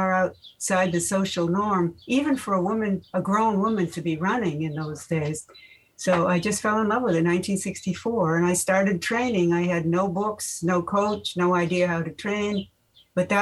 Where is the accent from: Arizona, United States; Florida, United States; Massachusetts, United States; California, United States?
Massachusetts, United States; Winchester; moved away as an adult; also born or lived in San Diego; I grew up in Winchester, Mass.